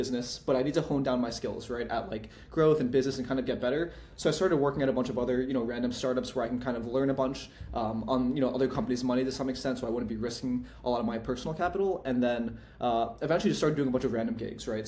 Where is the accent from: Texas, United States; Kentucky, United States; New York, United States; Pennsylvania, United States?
New York, United States; Armonk; moved away as an adult; I grew up in Westchester, so it's not too far from the city